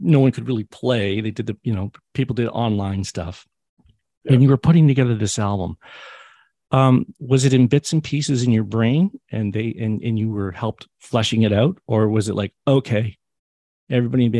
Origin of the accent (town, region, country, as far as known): Hamilton, Ontario, Canada; born or raised there